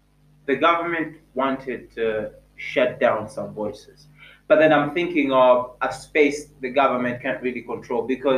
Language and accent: English; Jinja, Eastern Region, Uganda; also born or lived in Kumi; I grew up in Jinja.